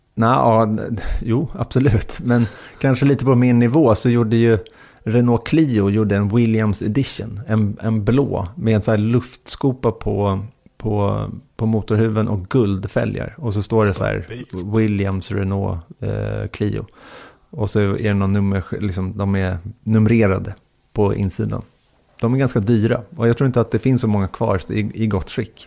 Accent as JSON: {"language": "Swedish", "country": "Sweden", "said": "var kommer ni ifrån? Och då sa jag från Sverige"}